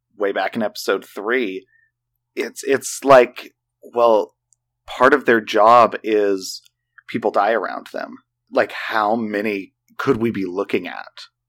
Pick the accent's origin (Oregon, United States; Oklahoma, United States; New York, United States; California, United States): Oklahoma, United States; We, we're from Oklahoma.